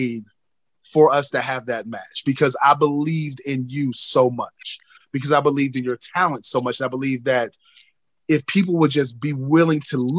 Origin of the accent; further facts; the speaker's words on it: North Carolina, United States; people, I've gotten such a bad reputation, especially in my home state of North Carolina, for being an asshole